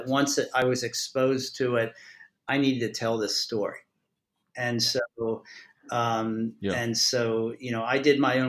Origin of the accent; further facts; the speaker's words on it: Maryland, United States; I'm from Maryland.